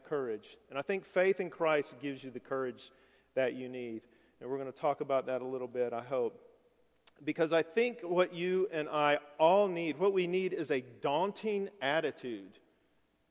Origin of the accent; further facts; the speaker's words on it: Alabama, United States; moved away as an adult; we were both born and raised in Alabama. I'd never lived anywhere else.